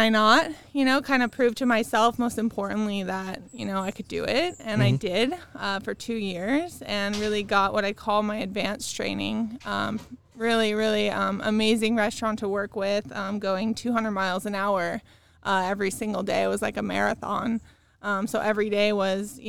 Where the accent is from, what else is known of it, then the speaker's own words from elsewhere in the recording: Orange County, California, United States; also born or lived in Chicago / Ohio; I'm from California, so I'm native, local, born, raised right here in Orange County.